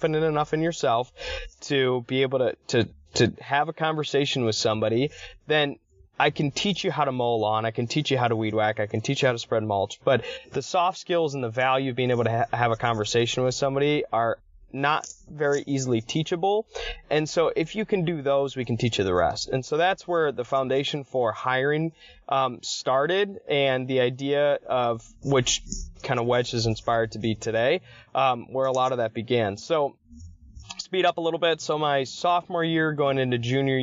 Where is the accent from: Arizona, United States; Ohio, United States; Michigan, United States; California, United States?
Michigan, United States; Ann Arbor; I'm from Ann Arbor and I went to Hope College